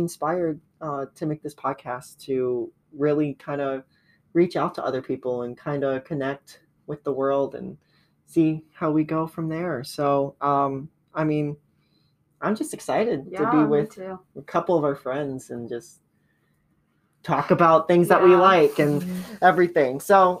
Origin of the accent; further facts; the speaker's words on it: Adrian, Michigan, United States; moved away as an adult; now in Cincinnati, United States; I'm from Adrian, Michigan, and my pronouns are he, him, his.